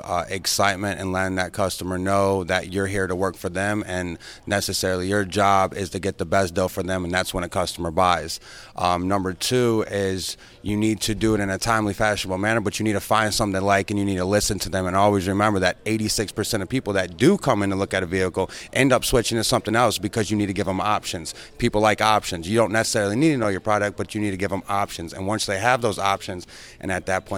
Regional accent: Ohio, United States; moved away as an adult; also born or lived in Michigan; now in Tampa, United States; I'm from Ohio.

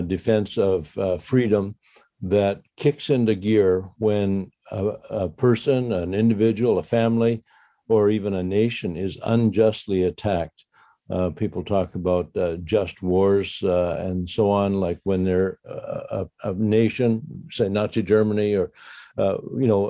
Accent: Canada; We are reclaiming our right and responsibility as Canadian citizens

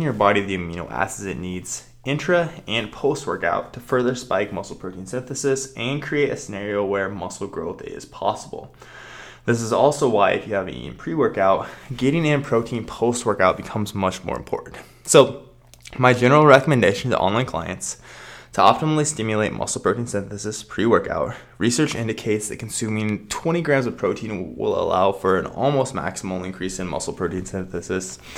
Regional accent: Nebraska, United States; I'm from Nebraska

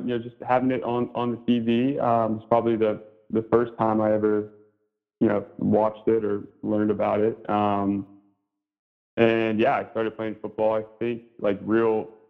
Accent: Raleigh, North Carolina, United States; also born or lived in Seattle, Washington / Northeast US (boarding school); Yeah, I was born in Seattle, and I moved to North Carolina when I was 7 years old. So 99, we moved to North Carolina.

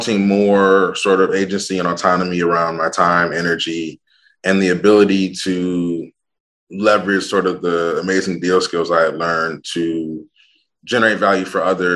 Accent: Ann Arbor, Michigan, United States; I'm actually a Midwest dude. I grew up in Ann Arbor, Michigan

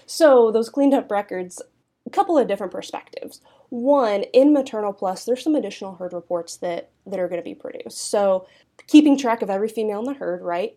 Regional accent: Southeast Kansas, United States; also born or lived in Manhattan, Kansas; I'm originally from an Angus seed stock operation, um, in Southeast Kansas. grew up heavily involved in the National Junior Angus Association

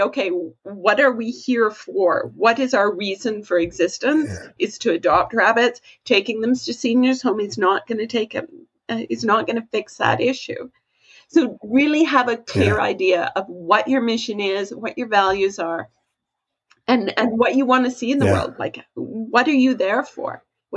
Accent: Canada; I'm Canadian

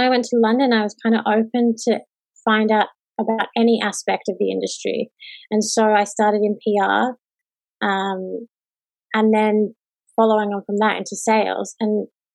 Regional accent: Sydney, New South Wales, Australia; I am Australian. I grew up in Sydney, on the northern beaches mostly.

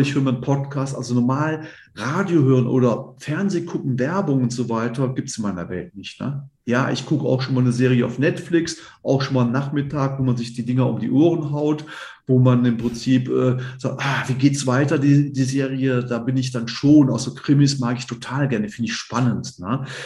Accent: Cologne, North Rhine-Westphalia, Germany; moved away as an adult; now in Idstein, Germany; ich bin Kölner Junge, ich bin in Köln geboren

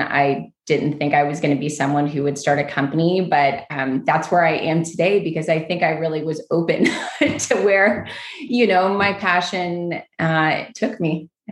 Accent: Kentucky, United States; moved away as an adult; also born or lived in New York; I moved back home to Kentucky from New York.

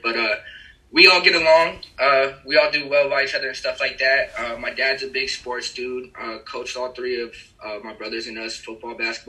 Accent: Aurora, Colorado, United States; moved away as an adult; now in Phoenix, United States; I'm a suburban dude, man, from Colorado, Aurora, Colorado. We like to call it ACO around here.

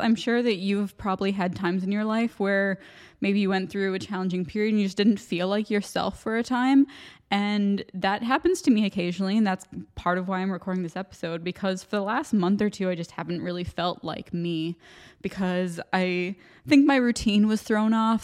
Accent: United States; accent: American; moved away as an adult; now in Ireland; my American accent

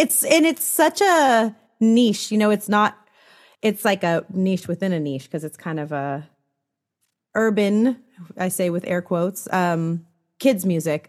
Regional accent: San Francisco Bay Area, California, United States; now in Los Angeles, United States; I'm from the San Francisco Bay Area, so not too far, but definitely a world away still.

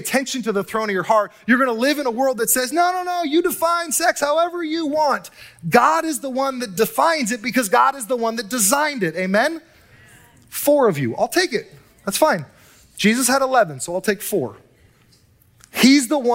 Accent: Southern California, United States; now in Northern California, United States; I hail from Southern California and SoCal

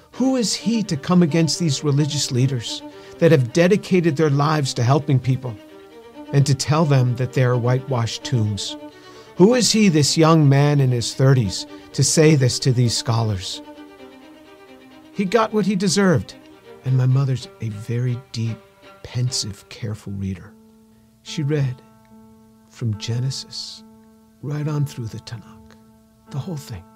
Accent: New York, United States; I grew up just outside of New York City

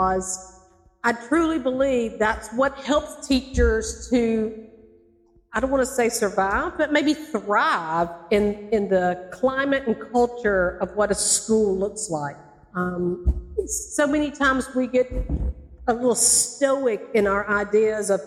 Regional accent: North Alabama, United States; also born or lived in Macon, Georgia; now in Valdosta, United States; I'm originally from Alabama, in North Alabama, and then I taught in Macon

